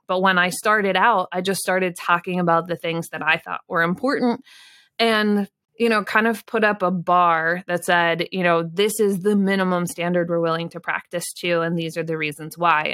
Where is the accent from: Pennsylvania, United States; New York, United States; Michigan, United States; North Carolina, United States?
Pennsylvania, United States; I grew up in Pennsylvania.